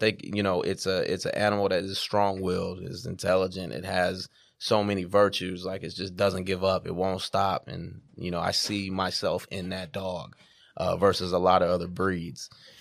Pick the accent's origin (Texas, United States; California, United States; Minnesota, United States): California, United States; Sacramento; moved away as an adult; now in Atlanta, United States; I'm from Sacramento, California. You know, you know, it's a Northern California vibe out there.